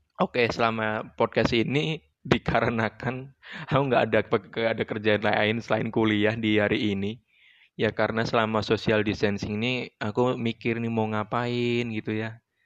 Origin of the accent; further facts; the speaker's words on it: Yogyakarta, Special Region of Yogyakarta, Indonesia; asal dari Yogyakarta